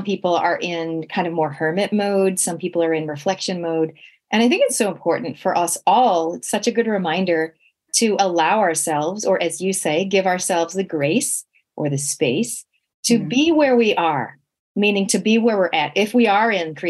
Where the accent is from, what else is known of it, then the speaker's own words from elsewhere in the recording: Canada; now in New Zealand; growing up in Canada, we literally had no relatives